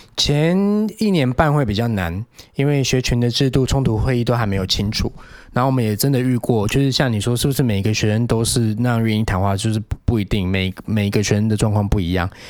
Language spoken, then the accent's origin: Chinese; Penghu County, Taiwan; also born or lived in Wanhua, Taipei; now in Taipei, Taiwan; 我在有老家澎湖的时候